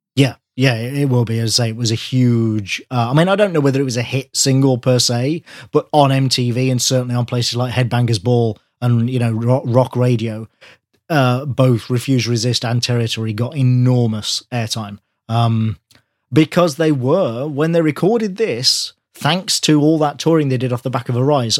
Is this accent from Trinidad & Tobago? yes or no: no; near Wales, England, United Kingdom; I grew up near Wales